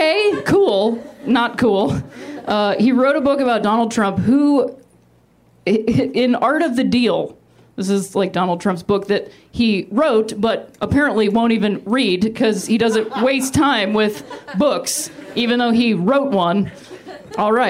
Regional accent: Ohio, United States; moved away; I'm from Ohio

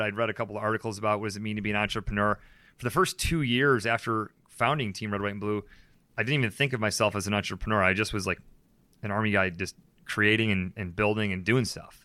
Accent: Syracuse, New York, United States; Syracuse, New York

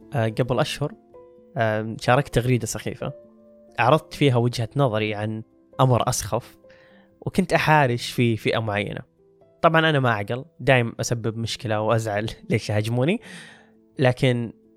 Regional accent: Saudi Arabia; عندنا بالسعودية

